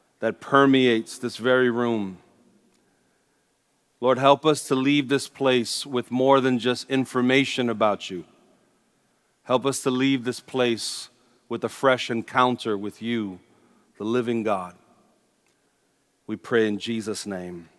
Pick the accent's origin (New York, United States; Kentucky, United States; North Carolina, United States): New York, United States; New York City; I'm a native New Yorker. I grew up in Sunset Park, Brooklyn, not too far from here.